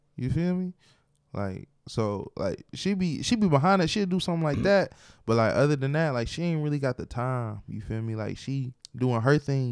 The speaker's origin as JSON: {"language": "English", "town": "Detroit", "region": "Michigan", "country": "United States", "said": "I am from Detroit"}